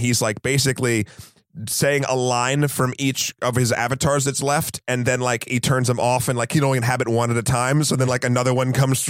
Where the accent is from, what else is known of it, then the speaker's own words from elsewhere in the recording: New England, United States; I'm from New England.